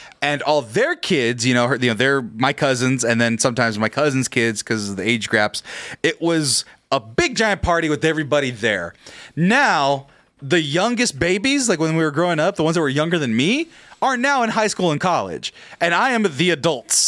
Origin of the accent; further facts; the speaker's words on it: Fresno, California, United States; I'm fucking Fresno